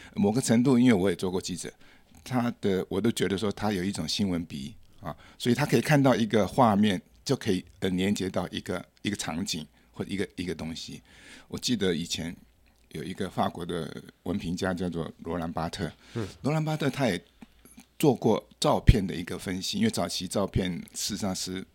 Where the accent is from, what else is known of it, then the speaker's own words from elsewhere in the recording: Taipei, Taiwan; also born or lived in France; 我的老家，我出生的地方就是现在大安高工旁边